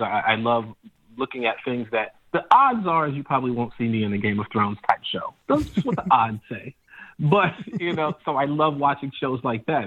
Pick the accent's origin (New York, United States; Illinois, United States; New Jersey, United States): Illinois, United States; Chicago; I'm from Chicago